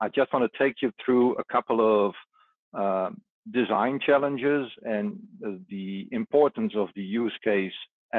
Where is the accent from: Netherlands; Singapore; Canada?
Netherlands; just outside of my hometown here in the Netherlands